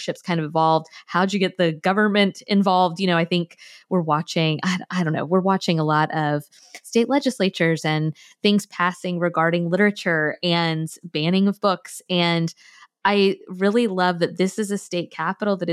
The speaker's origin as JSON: {"language": "English", "town": "Tallahassee", "region": "Florida", "country": "United States", "tie": "born or raised there", "moved": "yes", "said": "I grew up in Tallahassee. It's the state capital of Florida"}